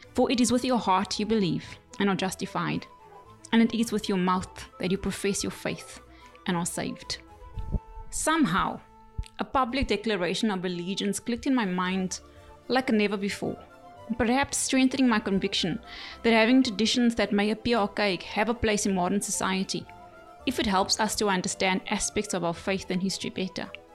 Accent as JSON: {"language": "English", "country": "South Africa", "said": "Being South African"}